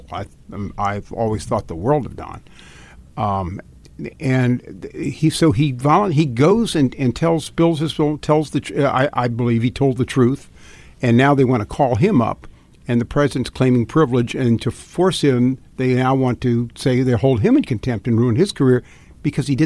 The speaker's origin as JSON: {"language": "English", "region": "Virginia", "country": "United States", "said": "I'm from Fairfax County, where Trump got 32 percent of the vote."}